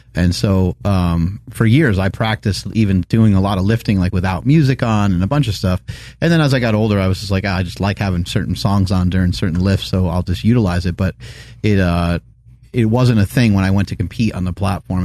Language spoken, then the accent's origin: English; New York, United States; growing up in New York